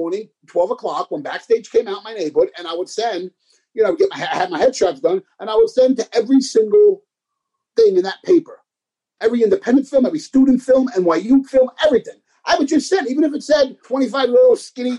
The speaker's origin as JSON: {"language": "English", "town": "New York City", "region": "New York", "country": "United States", "tie": "born or raised there", "moved": "as an adult", "lives_now": "Los Angeles, United States", "said": "growing up in the Bronx, I've always wanted to be an actor"}